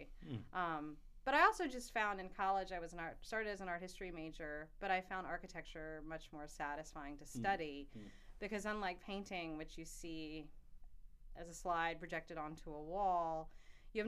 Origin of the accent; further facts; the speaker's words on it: Charlottesville, Virginia, United States; now in South Carolina, United States; I grew up in Charlottesville